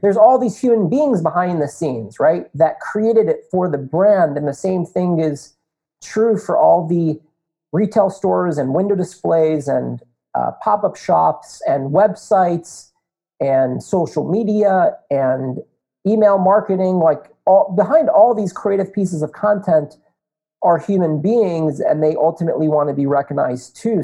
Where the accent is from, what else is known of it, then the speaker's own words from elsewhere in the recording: North Potomac, Maryland, United States; also born or lived in Indiana; born and raised in North Potomac, Maryland